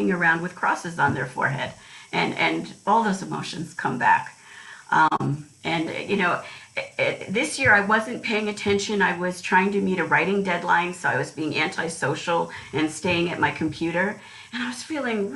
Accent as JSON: {"language": "English", "country": "United States", "tie": "born or raised there", "said": "I was born in the United States"}